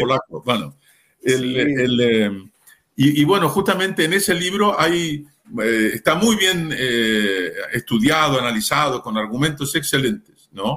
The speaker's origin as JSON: {"language": "Spanish", "country": "Chile", "said": "Yo soy chileno"}